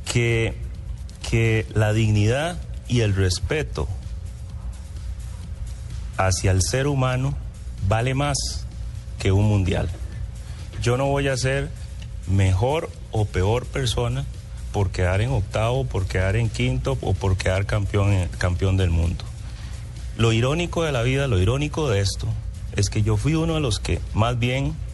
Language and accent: Spanish; Costa Rica; Yo soy un costarricense muy respetuoso, al igual que todos, y los voy a defender siempre, como los he defendido cuando yo jugaba al fútbol.